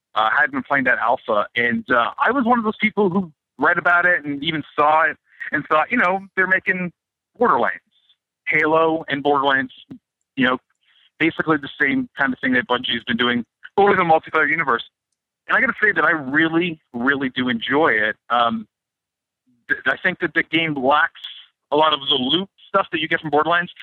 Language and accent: English; Canada; I'm Canadian.